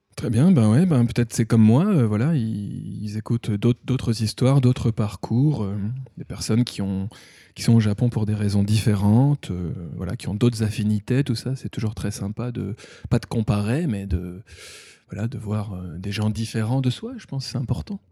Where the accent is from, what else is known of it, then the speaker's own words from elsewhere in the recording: Thionville, Grand Est, France; moved away as an adult; also born or lived in Metz / Paris / Liverpool; now in Tokyo, Japan; je viens de Lorraine, de Moselle, Thionville